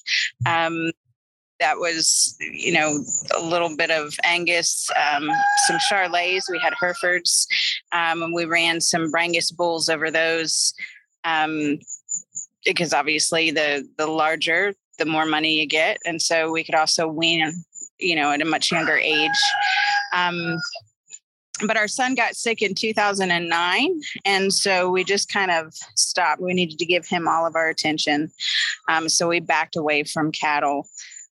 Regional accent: Polk County, Florida, United States; moved away as an adult; now in North Carolina, United States; I was raised in Polk County, Florida

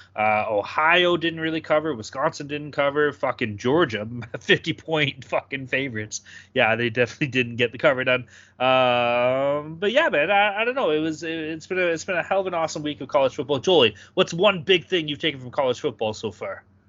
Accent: Canada; as a Canadian

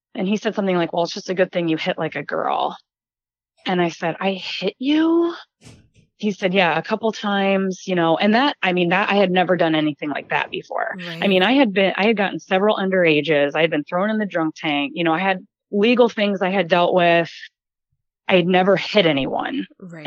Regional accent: New Jersey, United States; moved away as an adult; also born or lived in Ohio / Columbus, Ohio / North Dakota; I was born and raised in New Jersey, lived in Columbus, Ohio

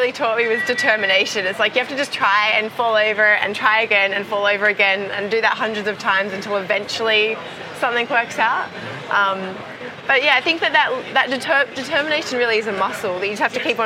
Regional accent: Perth, Western Australia, Australia; Perth, my hometown in Australia

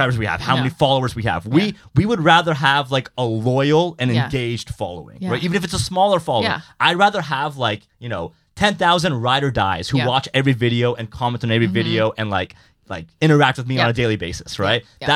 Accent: Canada; I am Canadian

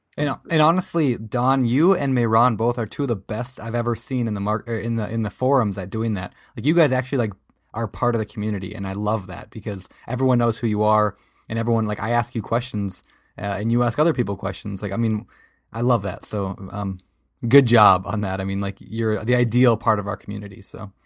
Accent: Minnesota, United States; I am from Minnesota

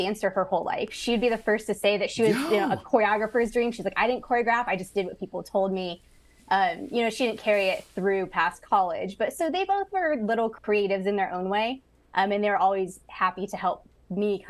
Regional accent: Amherst, Ohio, United States; also born or lived in Lorain, Ohio; I was born in Lorain, Ohio. So that's up on Lake Erie. Mm-hmm. And then I grew up and went to school in the town next to it called Amherst

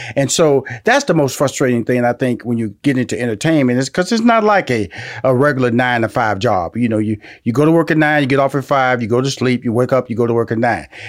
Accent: Houston, Texas, United States; I was born in Fifth Ward

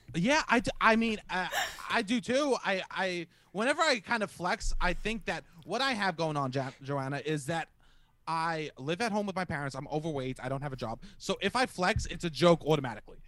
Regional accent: New York City, New York, United States; I'm from Staten Island

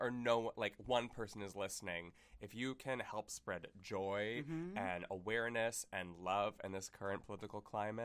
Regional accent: Pennsylvania, United States; We're from Pennsylvania

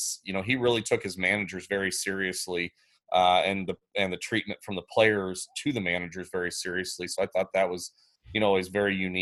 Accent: Illinois, United States; also born or lived in Iowa; now in Council Grove, Kansas, United States; I'm actually originally from Illinois

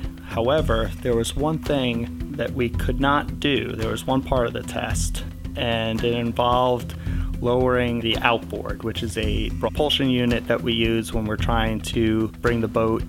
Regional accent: Trumbull, Connecticut, United States; I'm from Trumbull, Connecticut

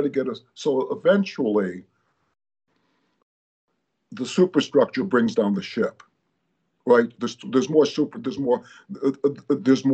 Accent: Chicago, Illinois, United States; now in Los Angeles, United States; I grew up in Chicago

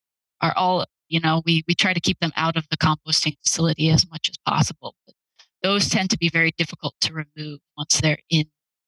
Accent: Denver, Colorado, United States; moved away as an adult; also born or lived in East Coast / New Hampshire; now in Boise, United States; And I grew up in the Denver area, but came to Boise by way of the East Coast.

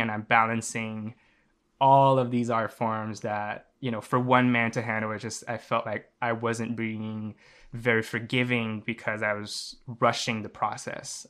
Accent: Montreal, Quebec, Canada; I'm from Montreal, Canada.

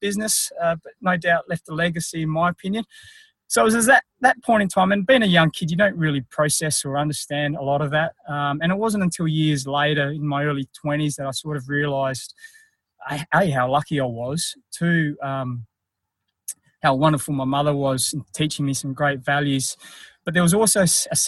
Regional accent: country South Australia, Australia; also born or lived in Philippines; I was adopted by an Australian couple who lived in country South Australia

